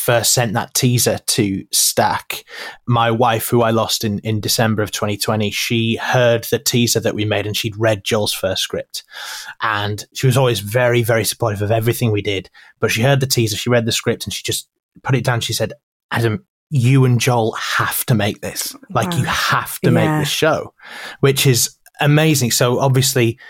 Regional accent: Yorkshire and the Humber, United Kingdom; I'm from Yorkshire.

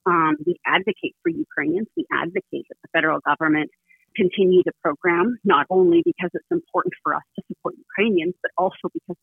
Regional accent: Canada; as a Canadian

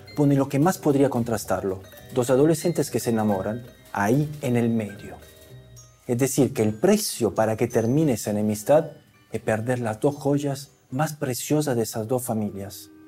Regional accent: Italy; moved away; also born or lived in Andalusia; Yo soy italiano

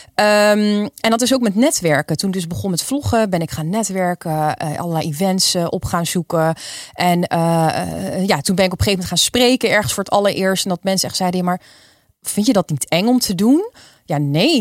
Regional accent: Nijmegen, Gelderland, Netherlands; also born or lived in Wijchen; ik kom eh, oorspronkelijk uit Nijmegen. Kijk. Eh, ik woon in een wiegje, Wiegen, een dorpje daarnaast.

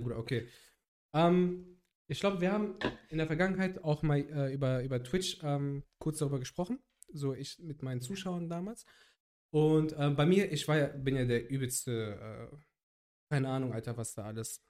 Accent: Cologne, North Rhine-Westphalia, Germany; ich habe äh, den Großteil meiner Kindheit und Jugend in Köln verbracht

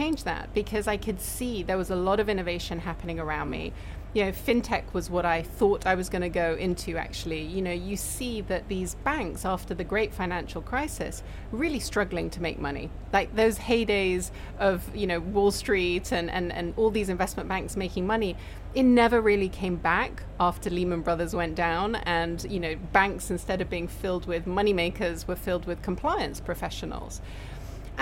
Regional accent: Hong Kong; I was born in Hong Kong, I'm from Hong Kong

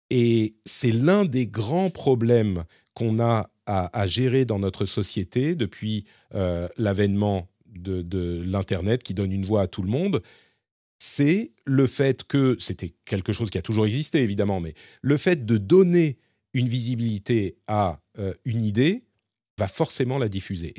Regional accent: France; chez nous en France

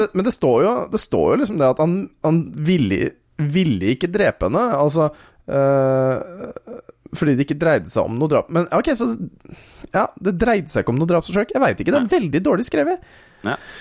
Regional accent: Våler, Norway; jeg er fra Våler

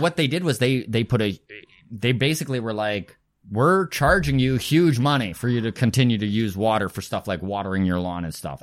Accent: Grande Prairie, Alberta, Canada; moved away as an adult; also born or lived in Edmonton; now in Halifax, Canada; remember growing up in Grand Prairie, Alberta, Northern Alberta

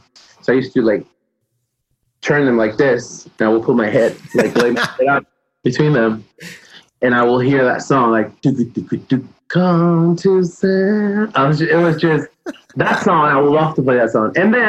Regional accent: Peru; moved away; I think that song, it's special because I moved here in 95 from Peru.

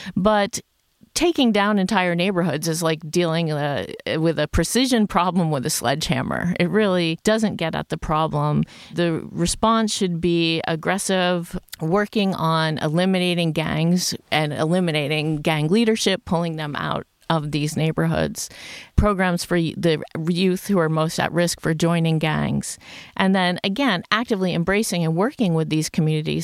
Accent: United States; moved away as an adult; also born or lived in New York City; now in Sweden; I'm originally from the United States

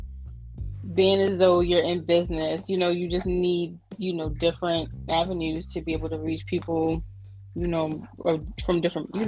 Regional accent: Maryland, United States; I am from Maryland

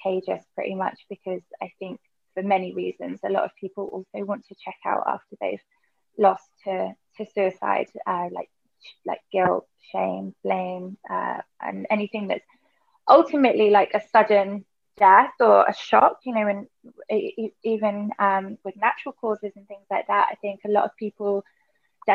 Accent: Berkshire, South East England, United Kingdom; moved away as an adult; also born or lived in Australia; now in Bali, Indonesia; I'm from Berkshire in the UK.

